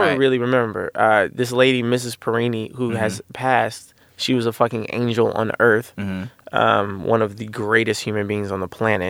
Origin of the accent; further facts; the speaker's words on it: Kansas City, United States; moved away; I was a little square from Kansas City.